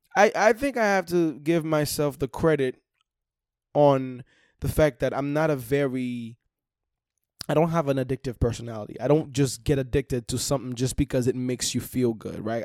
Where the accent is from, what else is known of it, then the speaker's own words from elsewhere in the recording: Haiti; moved away; I'm from Haiti